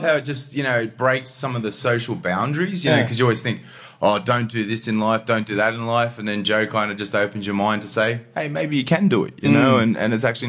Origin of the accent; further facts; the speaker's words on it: Sydney, New South Wales, Australia; also born or lived in Thunder Bay, Ontario, Canada; Yeah, Sydney's been home for me for pretty much all my life, actually. Yeah. I was born in Canada